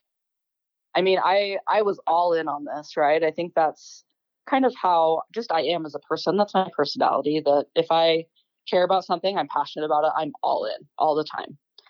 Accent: Bountiful, Utah, United States; also born or lived in Holladay, Utah; I was born in Bountiful. Okay. So, yeah, born and raised. I've always lived either just right north of Salt Lake or right south of Salt Lake, Holiday area.

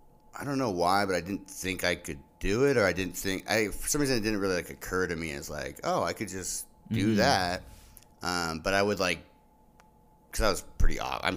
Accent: Sequim, Washington, United States; also born or lived in Portland, Oregon / Seattle, Washington; I was born in Portland, Oregon, and then grew up in Squim, Washington.

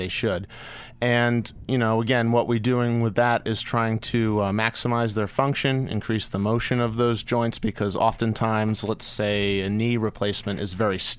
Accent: Hopewell Junction, New York, United States; And I'm originally from Hopewell Junction. I graduated from John Jay High School.

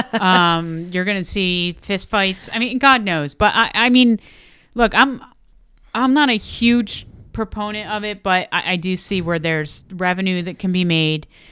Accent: outside of Philadelphia, Pennsylvania, United States; I grew up outside of Philadelphia.

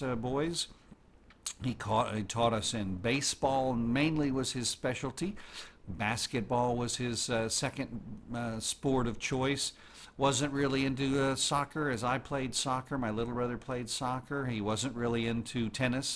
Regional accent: Oklahoma City, Oklahoma, United States; I was born in Oklahoma City

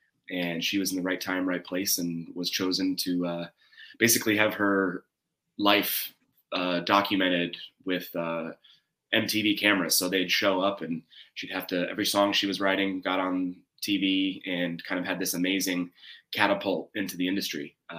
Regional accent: Cincinnati, Ohio, United States; I'm from Cincinnati, Ohio, and I come from two families of music.

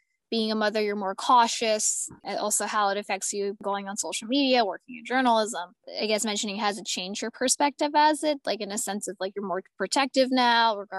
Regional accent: United States; I am American.

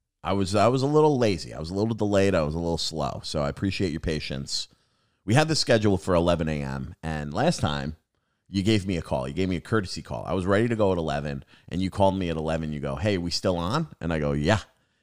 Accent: New York, United States; now in Massachusetts, United States; I grew up on Long Island, and Long Island and New Jersey are diner country, dude. And then I moved to Massachusetts, and they have like no diners.

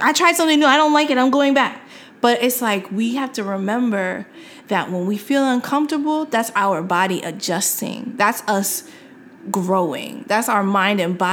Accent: New York City, New York, United States; I'm from New York City, so I took the subway, like, all the time.

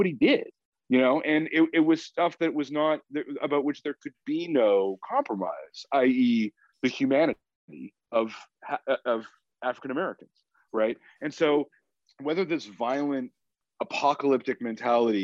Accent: Canada; I'm a Canadian and I'm a proud Canadian

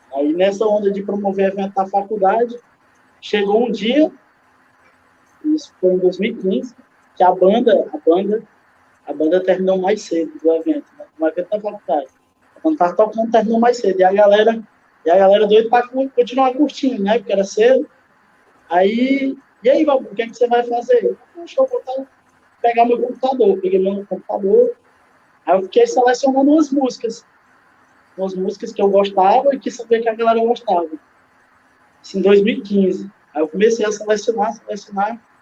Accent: Pacoti, Ceará, Brazil; moved away as an adult; now in Quixadá, Brazil; sou de Pacuti, sou de Pacuti, saí de Pacuti com 20 anos de idade

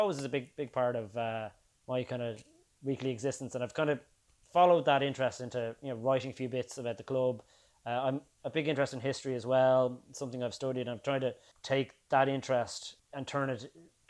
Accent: Dublin, Leinster, Ireland; I suppose I'm probably of that perfect age where I grew up in the kind of late 80s, early 90s here in Dublin

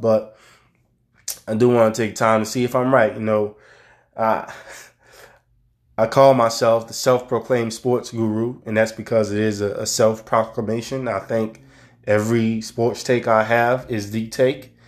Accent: New Orleans, Louisiana, United States; my hometown of New Orleans

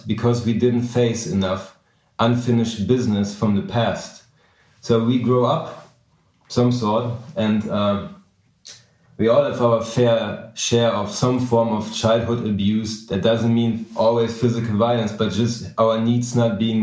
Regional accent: Germany; moved away as an adult; also born or lived in New York City; I'm from Germany, but I made it to New York City at a young age

